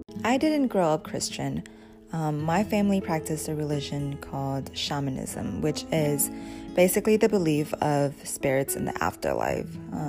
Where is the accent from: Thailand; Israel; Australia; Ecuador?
Thailand; born there; I was born in Thailand in a refugee camp called Ban Vi Nai